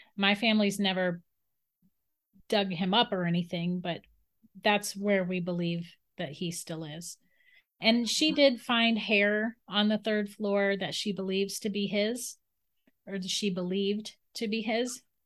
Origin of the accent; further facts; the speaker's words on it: St. Augustine, Florida, United States; I grew up in St. Augustine, Florida